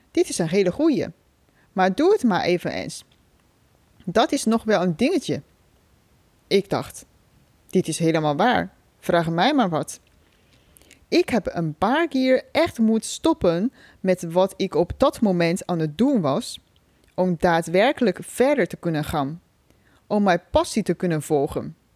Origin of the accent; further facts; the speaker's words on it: China; Dutch is a second language; moved away as an adult; now in Netherlands; Ik ben 33 jaar oud. Oorspronkelijk kom ik uit China. Voor de studie ben ik naar Nederland gekomen. Inmiddels woon ik hier al bijna 13 jaar.